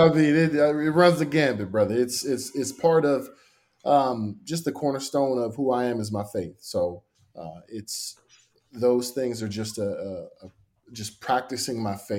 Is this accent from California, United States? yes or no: yes; San Francisco, California, United States; moved away as an adult; also born or lived in Los Angeles, California / Corvallis, Oregon / Houston, Texas; I grew up in San Francisco, California.